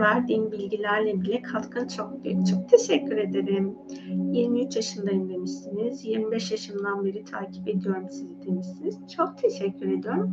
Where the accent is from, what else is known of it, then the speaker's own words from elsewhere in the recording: Anatolia, Turkey; moved away as an adult; now in Istanbul, Turkey; Ben hani çocukluğum ve gençlik sürecim daha çok benim Anadolu'da geçti.